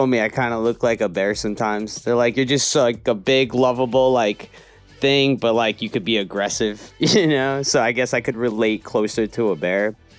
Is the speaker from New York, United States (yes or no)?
yes; New York, United States; moved away as an adult; now in Venice Beach, United States; I'm originally from New York, and now I live in Venice Beach, California for about 10 years. I'm a total beach guy.